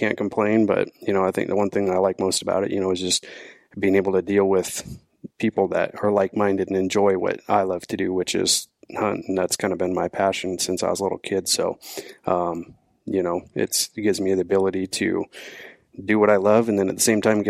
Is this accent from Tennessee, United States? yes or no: no; Auburn, Washington, United States; I was born and raised actually in Auburn, just right up the road